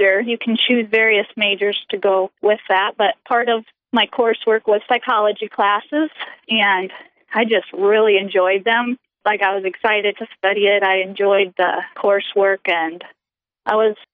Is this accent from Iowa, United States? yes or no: yes; Orange City, Iowa, United States; now in Rapid City, United States; I grew up in Orange City, Iowa, which is just about 12 miles from Sioux Center where Dort is